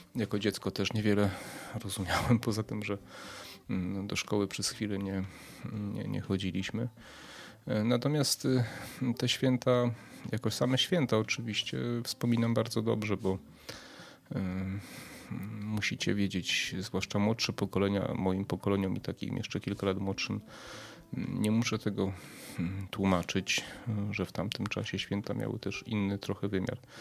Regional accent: Przemyśl, Subcarpathian Voivodeship, Poland; ja z Przemyśla pochodzę. E, kiedyś na ulicy Pierwszego Maja, dzisiaj na ulicy Dworskiego, na parterze w kamienicy

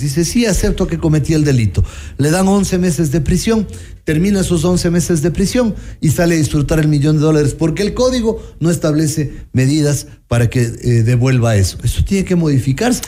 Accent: Quito, Pichincha, Ecuador; presionar como quiteños

